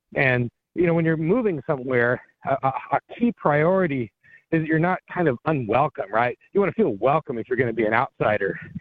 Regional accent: Colorado, United States; moved away as an adult; now in New Hampshire, United States; I grew up in Colorado

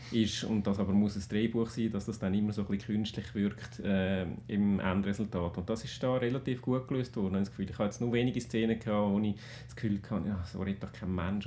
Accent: Switzerland; als Schweizer

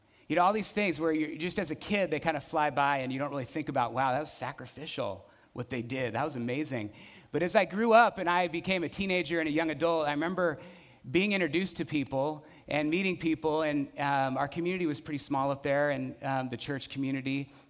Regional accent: Burton Valley, California, United States; I remember growing up in Burton Valley, my parents … they were amazing, generous, hospitable.

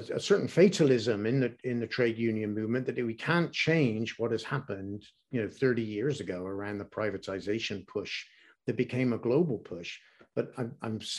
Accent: England, United Kingdom; growing up in England

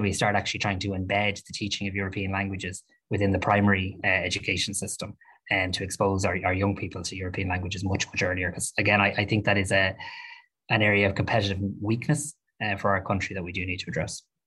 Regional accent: Ireland

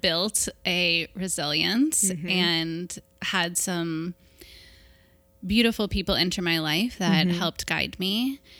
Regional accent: Kentucky, United States; Yeah, I am from Cincinnati. Northern Kentucky, really.

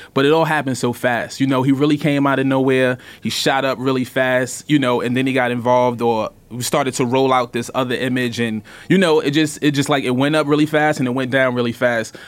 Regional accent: New York City, New York, United States; I grew up in Brooklyn, eighties and nineties.

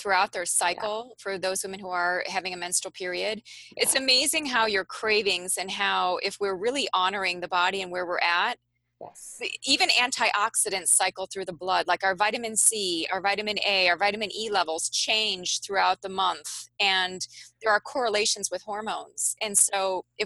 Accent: Midwest of the United States, United States; I'm from the Midwest of the United States

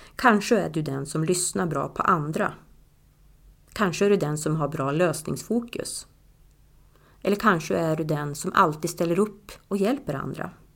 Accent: Tärna, Västerbotten County, Sweden; now in Östersund, Sweden; jag är ju från Tärna och vi har vårt hus

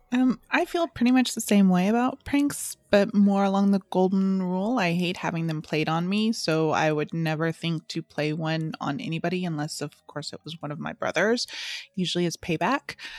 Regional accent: Southern California, United States; growing up in Southern California

